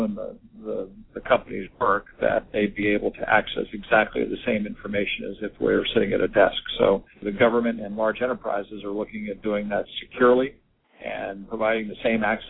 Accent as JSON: {"language": "English", "town": "Washington", "region": "District of Columbia", "country": "United States", "tie": "born or raised there", "also_born_or_lived": "West Coast", "moved": "as an adult", "lives_now": "Annapolis, United States", "said": "my hometown of Washington, D.C."}